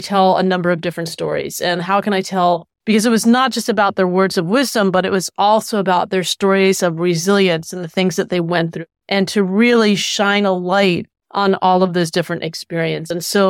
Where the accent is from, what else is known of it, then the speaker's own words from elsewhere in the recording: Philadelphia, Pennsylvania, United States; also born or lived in Florida; I was born in Philadelphia and lived there for many years, and then moved to Florida, and was lucky enough actually to live with my grandparents